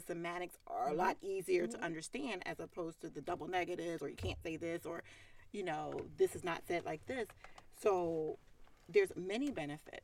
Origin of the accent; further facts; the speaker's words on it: Philadelphia, Pennsylvania, United States; accent: Philly; the Philly in me says water. And the waitress said, oh, you speak Philly.